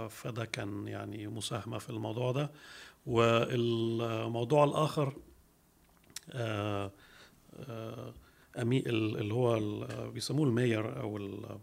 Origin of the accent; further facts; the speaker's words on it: Switzerland; also born or lived in Germany; now in Egypt; خلفيتي انا نشات في سويسرا والمانيا والدي كان آه، آه، مهندس معماري درس عماره في مصر في جامعه عين شمس وبعد كده جات له بعثه يدرس آه، في سويسرا في الستينات